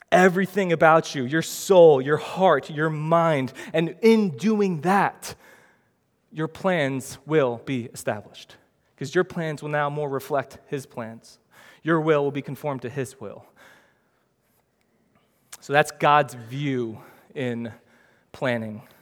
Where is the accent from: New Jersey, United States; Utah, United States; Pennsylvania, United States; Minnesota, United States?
New Jersey, United States; I know I shouldn't talk like that, but I'm from Jersey, man. And that's how we talk in Jersey. So, yeah, it's not the best, but I mean, I'm from this neighborhood, I'm from this city, this is how I talk.